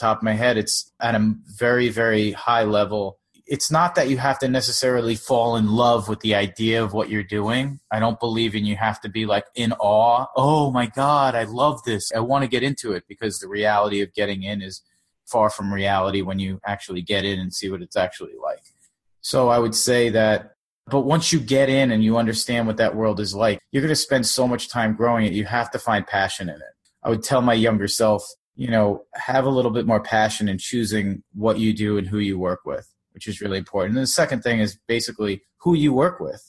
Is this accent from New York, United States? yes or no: yes; Long Island, New York, United States; also born or lived in South Florida; now in New York City, United States